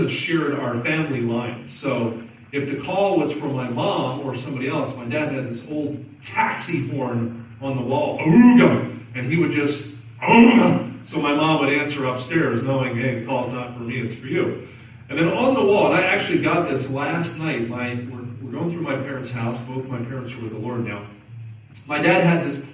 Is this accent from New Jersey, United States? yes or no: yes; Southern New Jersey, United States; now in Kansas City, United States; I grew up in New Jersey. Southern New Jersey, about 20 minutes outside of Philadelphia, where I grew up